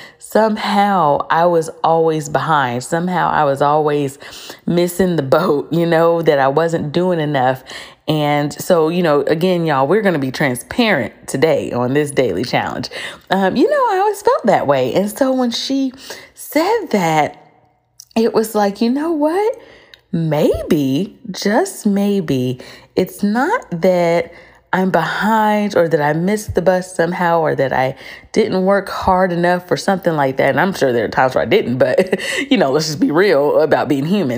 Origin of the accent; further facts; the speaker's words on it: United States; we are from the United States